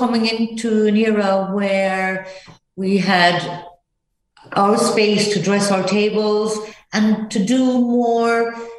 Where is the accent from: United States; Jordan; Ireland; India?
Ireland; Blarney, Munster; I grew up in Blarney